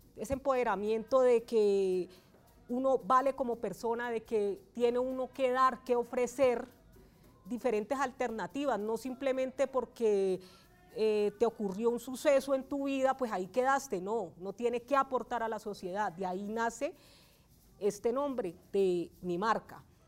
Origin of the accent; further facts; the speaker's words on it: Valle del Cauca, Colombia; moved away as an adult; now in Bogotá, Colombia; soy oriunda del Valle del Cauca. Llego a la ciudad de Bogotá en el año 2009